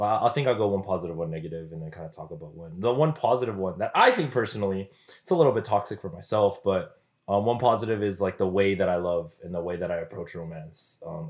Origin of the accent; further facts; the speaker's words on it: Philippines; I'm Filipino.